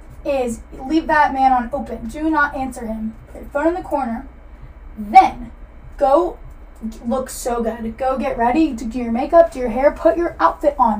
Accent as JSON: {"language": "English", "town": "Atlanta", "region": "Georgia", "country": "United States", "said": "I'm from Atlanta, so I have the Atlanta lingo"}